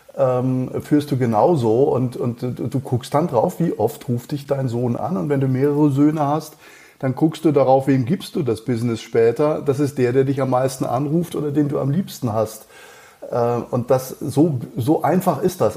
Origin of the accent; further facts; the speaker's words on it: Schliengen, Baden-Württemberg, Germany; accent: Alemannic; also born or lived in Mannheim / Cologne; now in Munich, Germany; ich bin in, äh, Schlingen, äh, aufgewachsen